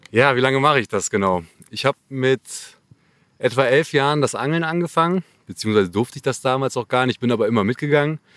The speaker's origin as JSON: {"language": "German", "region": "North Rhine-Westphalia", "country": "Germany", "said": "Ja, ich bin 30 Jahre alt und komme aus dem Kölner Raum."}